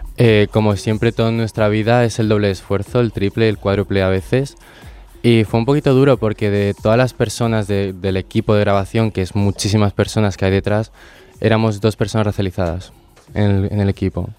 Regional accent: Bolivia; now in Spain; tengo 20 años recién cumplidos y vengo de Bolivia.

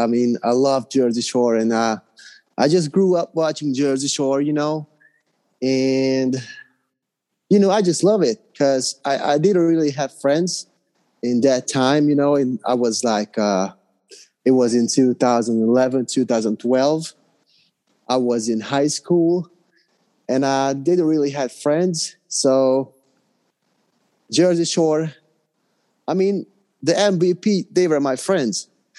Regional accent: Hungary; English is a second language; Yeah, I'm from Hungary. I live in Budapest.

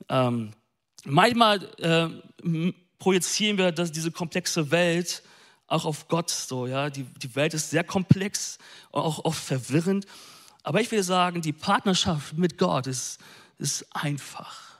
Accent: North Rhine-Westphalia, Germany; Ich bin ein Ostwestfale, okay?

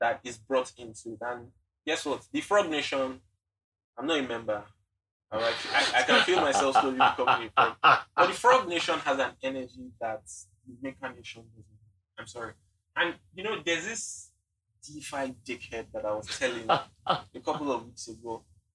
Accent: Nigeria; we have to go through being Nigerian.

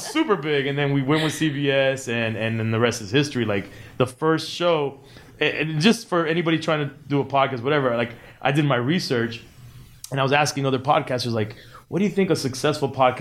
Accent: Miami, Florida, United States; we're from Miami

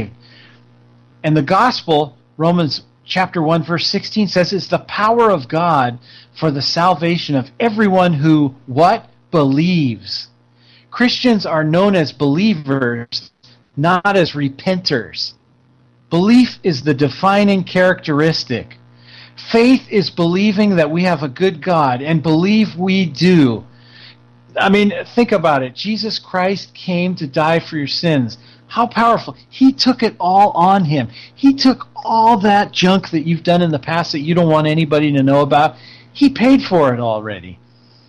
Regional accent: California, United States; I come from California.

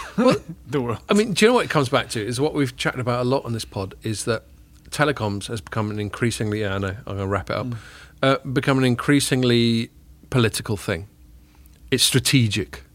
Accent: England, United Kingdom; as English people

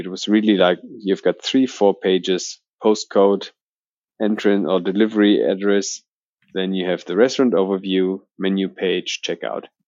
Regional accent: Berlin, Germany; also born or lived in Australia; I'm originally from Berlin, um, born in Berlin. I think one of the few Berliners in the Berlin startup um, scene, so to say, and never really left Berlin

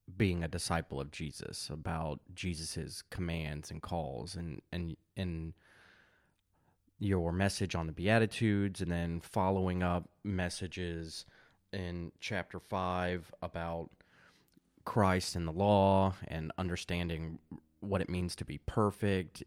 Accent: United States; I, I'm an American, suburban, middle class

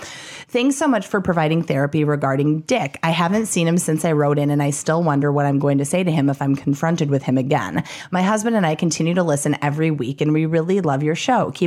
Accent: Midwest, United States; I'm from the Midwest, so it's new to me here

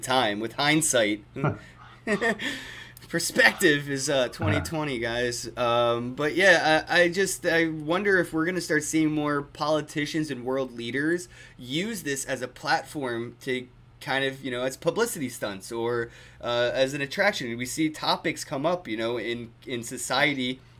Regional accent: United States; as an American

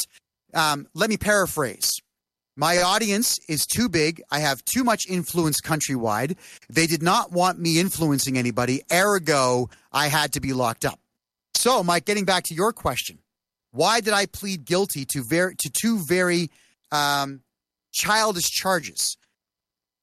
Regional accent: Mississauga, Ontario, Canada; I was running for mayor in my hometown of Mississauga, population 1 million, directly beside Toronto

